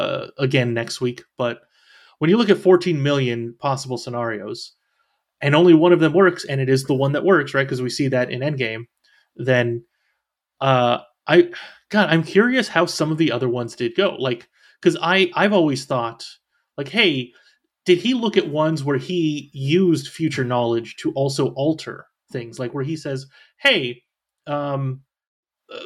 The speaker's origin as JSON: {"language": "English", "region": "California", "country": "United States", "lives_now": "Florida, United States", "said": "I am from California, just not anymore."}